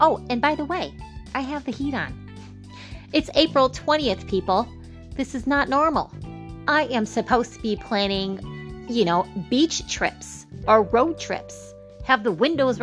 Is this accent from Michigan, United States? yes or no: yes; Michigan, United States; I am from Michigan